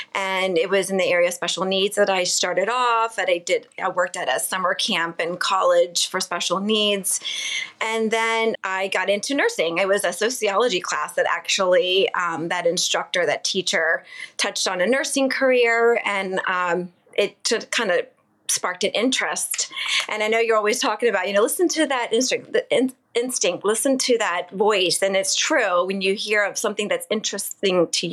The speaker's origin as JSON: {"language": "English", "region": "Southern Maryland", "country": "United States", "tie": "born or raised there", "also_born_or_lived": "Baltimore", "said": "I grew up in Maryland, in Southern Maryland"}